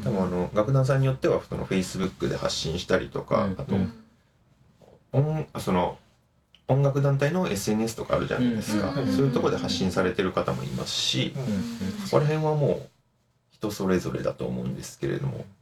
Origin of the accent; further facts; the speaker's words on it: Kansai, Japan; 自分は関西なんですけれども、